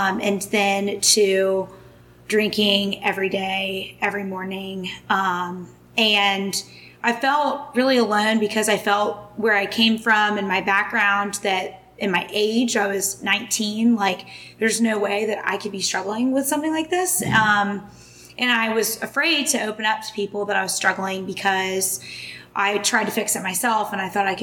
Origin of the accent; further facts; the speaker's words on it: Atlanta, Georgia, United States; I am from Atlanta, Georgia